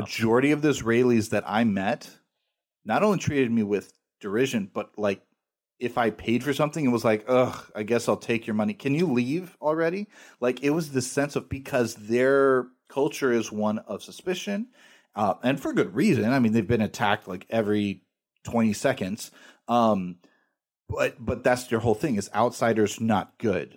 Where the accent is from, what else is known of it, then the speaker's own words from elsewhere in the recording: United States; I'm an American